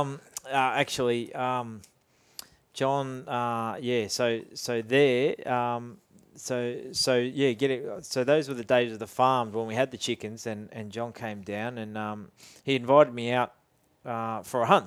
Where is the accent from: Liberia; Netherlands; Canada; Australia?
Australia; Boronia, Victoria; also born or lived in Scotland; we, we grew up in Bronya. Um, we had some bush blocks around the place